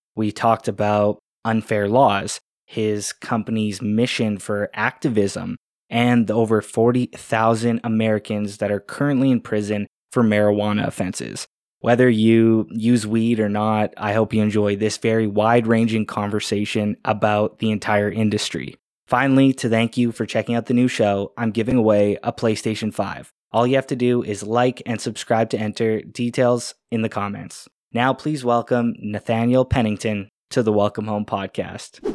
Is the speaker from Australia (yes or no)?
no; Canada; I'm a Canadian. I'm 26